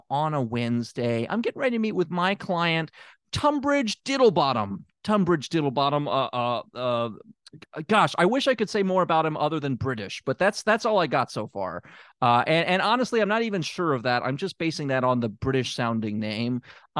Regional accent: Memphis, Tennessee, United States; And it's also in my hometown of Memphis, Tennessee.

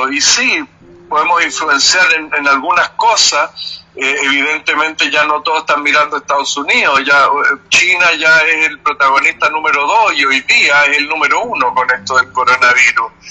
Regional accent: Chile; sería un poco presuntuoso eh, para mí como chileno decir eso

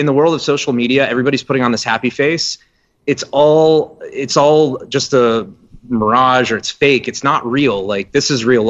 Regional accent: West Palm Beach, Florida, United States; we're from South Florida, West Palm area

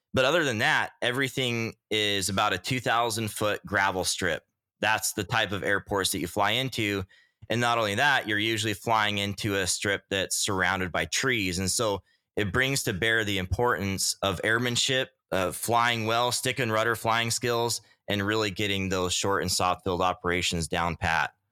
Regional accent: Utah, United States; now in Homer, United States; I grew up in Utah

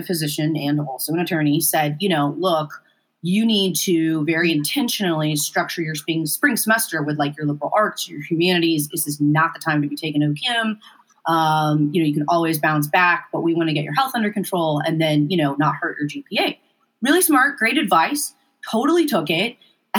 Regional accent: Muskogee, Oklahoma, United States; moved away as an adult; also born or lived in Indianapolis, Indiana; I grew up in Muskogee.

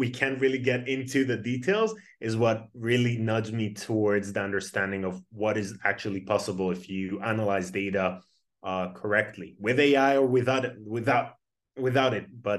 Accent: Tel Aviv, Tel Aviv District, Israel; born and raised in Tel Aviv. I started my career in A200, which is the intelligence unit in Israel

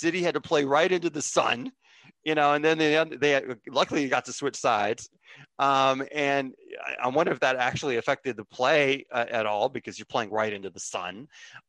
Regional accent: United States; I'm an American viewer

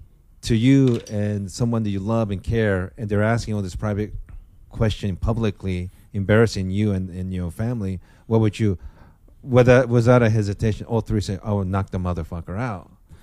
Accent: Japan; first language Japanese; English is a second language; moved away; Japanese is my first language

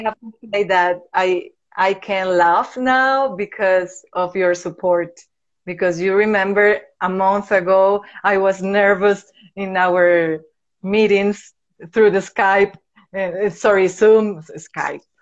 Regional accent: Venezuela; English is a second language; moved away as an adult; now in Medellin, Colombia; I was born here in Medellin, Colombia. But when I was a baby, my parents decided to move to Venezuela. So I grew up there.

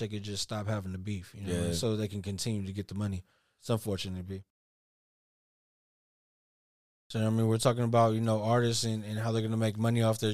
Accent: the Bay Area, California, United States; we're from the Bay

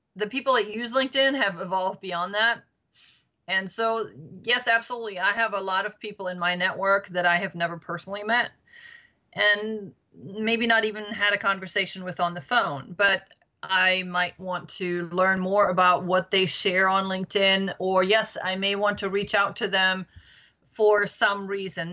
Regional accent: Berchtesgaden, Bavaria, Germany; now in Washington, D.C., United States; Yes, I am from Germany, born and raised.

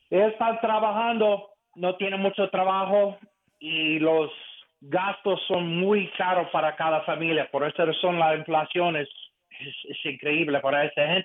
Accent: Eastern Pennsylvania, United States; Spanish is a second language; quiero decir primero que español es mi segundo idioma. Yo nací aquí en Eastern Pennsylvania. Mi papá es un cubano. Llegó en 1950.

